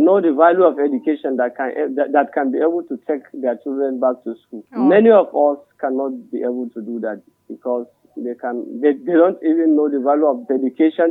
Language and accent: English; Kagara, Niger State, Nigeria; I'm from Madaka, Kagara, Rafi local government, Niger State.